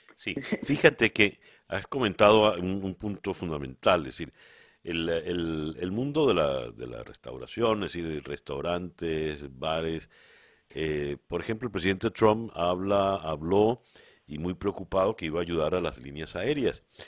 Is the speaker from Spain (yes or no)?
no; Venezuela; como venezolano